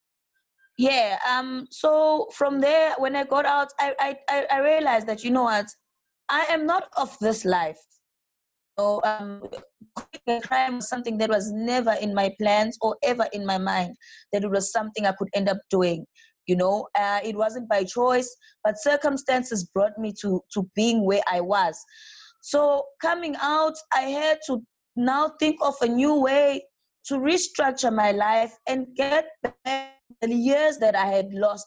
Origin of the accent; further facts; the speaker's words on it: South Africa; moved away as an adult; now in Brazil; I'm from South Africa